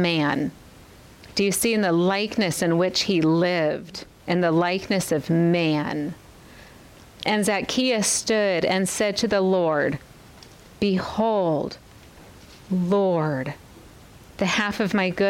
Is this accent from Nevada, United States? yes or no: yes; Las Vegas, Nevada, United States; I'm a desert baby. I grew up in Vegas.